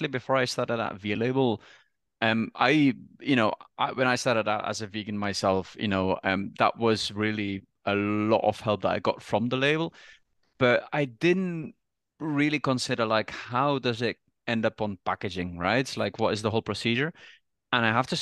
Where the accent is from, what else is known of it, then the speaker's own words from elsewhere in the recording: Bruges, Flanders, Belgium; first language Dutch; English is a second language; moved away; I'm from Bruges actually as well.